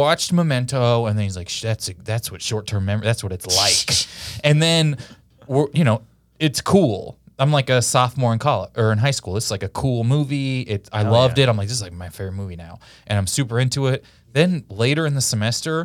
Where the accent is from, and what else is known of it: Missouri, United States; born or raised there